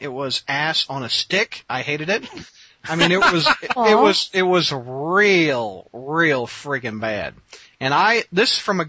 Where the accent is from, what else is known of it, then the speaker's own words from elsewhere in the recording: Missouri, United States; my home state of Missouri.